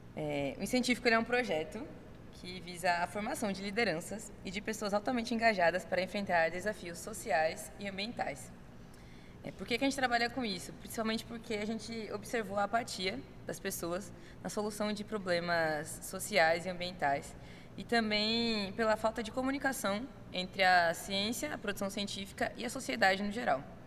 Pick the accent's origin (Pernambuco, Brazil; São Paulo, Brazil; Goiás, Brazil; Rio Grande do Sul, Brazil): Pernambuco, Brazil; Recife; já que somos de Recife